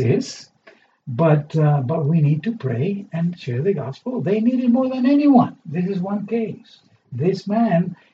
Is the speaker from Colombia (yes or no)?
no; Argentina; moved away; I come from a culture that is partly Jewish and partly Italian. Okay? And I grew up in Argentina, in South America.